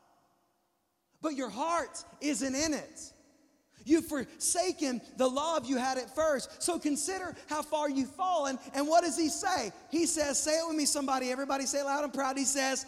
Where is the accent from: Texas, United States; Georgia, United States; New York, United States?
Texas, United States; I'm from Texas